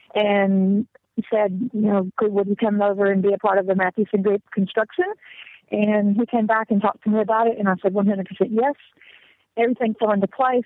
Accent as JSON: {"language": "English", "region": "the South", "country": "United States", "tie": "born or raised there", "accent": "southern", "moved": "as an adult", "lives_now": "South Africa", "said": "I was born and raised in the South, in the Tennessee, Alabama, Georgia, the tri state area."}